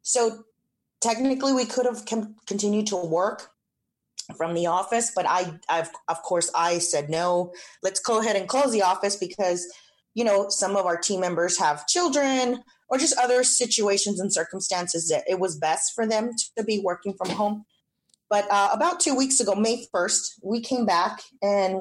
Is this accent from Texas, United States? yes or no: yes; San Antonio, Texas, United States; I'm originally born and raised in San Antonio.